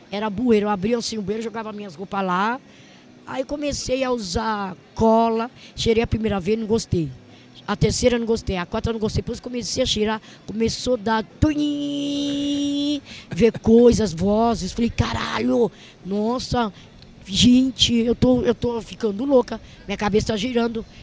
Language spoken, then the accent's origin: Portuguese; São Paulo, Brazil; Sou de São Paulo.